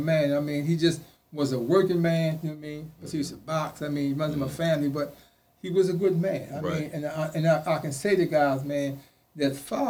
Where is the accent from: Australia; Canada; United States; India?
United States; the South; when I came from the South, never done got in the street, I always had this attitude about myself.